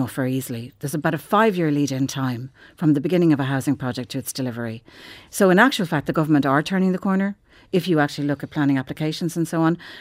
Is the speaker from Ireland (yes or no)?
yes; Ireland; for most people who regard themselves as Irish, we all kinda grew up, whether we were Catholics or whether we weren't, with the influence of the Catholic Church